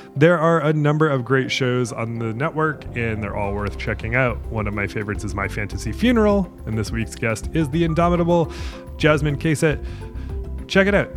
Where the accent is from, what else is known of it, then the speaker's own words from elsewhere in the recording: Portland, Maine, United States; I'm from Portland, Maine.